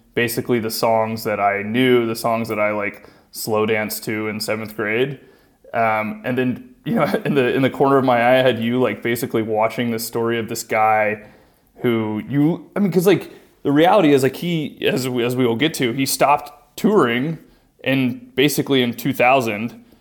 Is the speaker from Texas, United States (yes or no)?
yes; South Texas, United States; I'm from South Texas